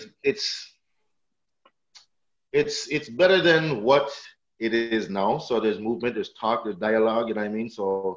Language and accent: English; Brampton, Ontario, Canada